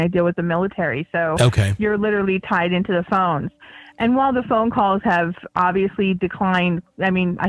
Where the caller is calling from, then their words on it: Harrisburg, Pennsylvania, United States; I am from right outside of Harrisburg, Pennsylvania.